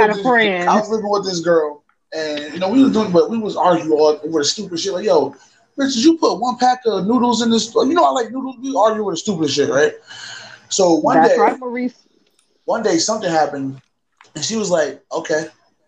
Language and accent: English; Alabama, United States; And I'm from Alabama, so you know what that means.